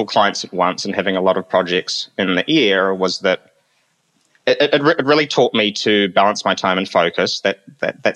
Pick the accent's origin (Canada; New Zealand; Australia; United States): New Zealand; as a young person growing up in New Zealand, my mother was Filipino